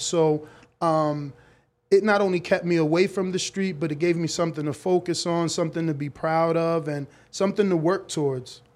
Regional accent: United States; I was born here in America, but both of my parents are from the Dominican Republic

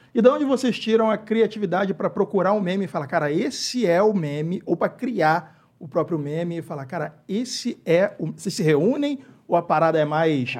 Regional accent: Rio de Janeiro, Brazil; Eu sou do Rio de Janeiro

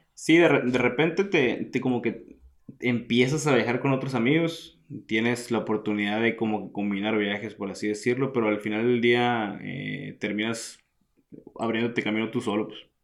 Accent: Hermosillo, Sonora, Mexico; moved away as an adult; also born or lived in Italy; soy originario de Hermosillo, Sonora, del desierto de, México.

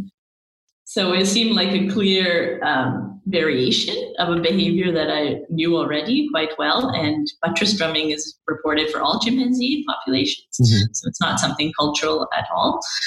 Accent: Vancouver, British Columbia, Canada; growing up in Vancouver, you're often surrounded by amazing, amazing natural scenery

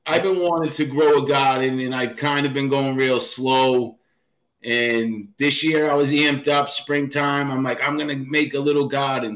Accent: Boston, Massachusetts, United States; moved away as an adult; now in Franklin, Massachusetts, United States; I grew up in the projects in South Boston

